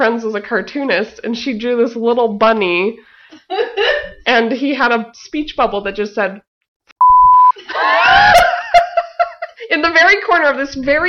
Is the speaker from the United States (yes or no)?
yes; Boise, Idaho, United States; Boise, Idaho.